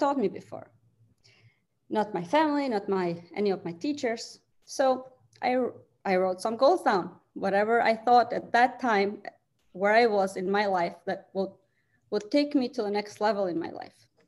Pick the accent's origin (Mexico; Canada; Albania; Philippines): Albania; English is a second language; moved away as an adult; now in Michigan, United States; I'm originally from Albania. I came here in 2003.